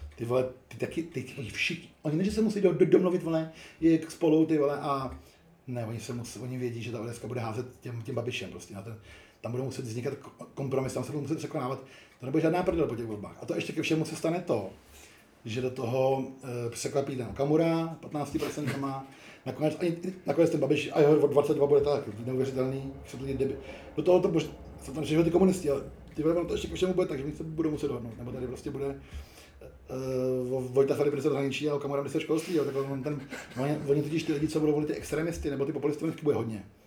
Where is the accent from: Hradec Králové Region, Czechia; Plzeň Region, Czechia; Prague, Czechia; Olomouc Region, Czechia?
Prague, Czechia; also born or lived in Ostrava; jsem jediný Pražák